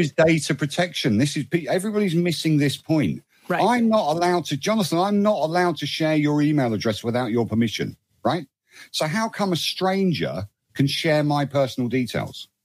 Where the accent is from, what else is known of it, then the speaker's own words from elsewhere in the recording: United Kingdom; I'm not an American citizen. I'm a, I'm a UK citizen